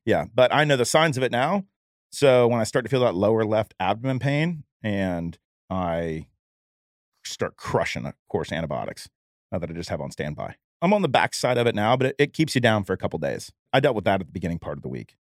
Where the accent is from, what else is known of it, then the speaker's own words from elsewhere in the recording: Jacksonville, Florida, United States; I'm from Jacksonville